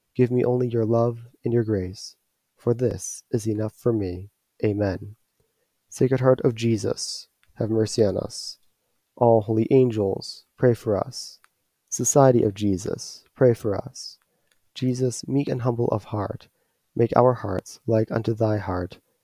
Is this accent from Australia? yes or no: no; Detroit, Michigan, United States; at least here stateside, I'm from the Archdiocese of Detroit.